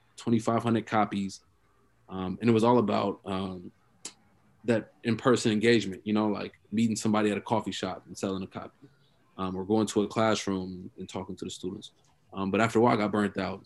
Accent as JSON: {"language": "English", "town": "Oakland", "region": "California", "country": "United States", "tie": "born or raised there", "also_born_or_lived": "Columbus, Ohio", "said": "me growing up in Oakland."}